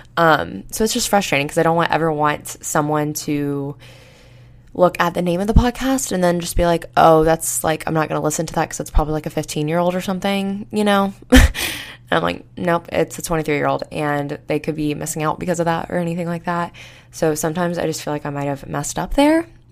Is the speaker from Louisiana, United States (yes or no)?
no; Florida, United States; now in Tuscaloosa, United States; I grew up in Florida